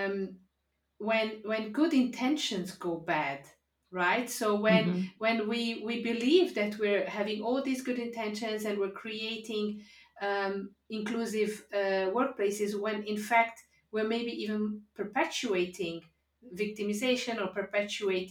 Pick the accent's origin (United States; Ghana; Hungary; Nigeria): Hungary; I grew up in Hungary in the 70s, 80s, which was 99.9% white